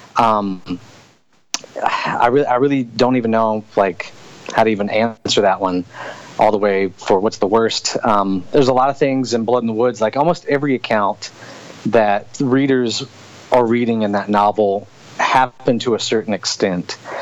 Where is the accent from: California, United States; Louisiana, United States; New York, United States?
Louisiana, United States; Hammond; also born or lived in Covington, Louisiana / Fort Polk, Louisiana; growing up in Hammond, Louisiana